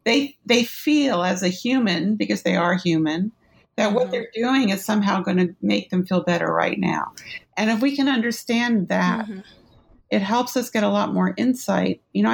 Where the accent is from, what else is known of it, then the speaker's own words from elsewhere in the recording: New York City, New York, United States; born there; I was born in New York City in 1958.